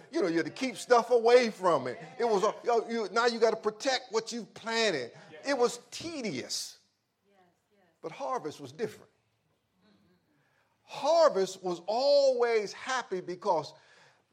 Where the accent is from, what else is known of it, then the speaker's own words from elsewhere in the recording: Louisiana, United States; growing up in Louisiana when my grandfather had a peanut.